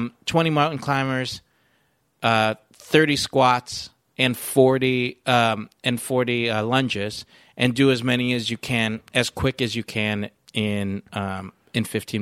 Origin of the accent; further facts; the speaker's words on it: Philippines; other than the fact that I'm Filipino and every once in a while an F becomes a P.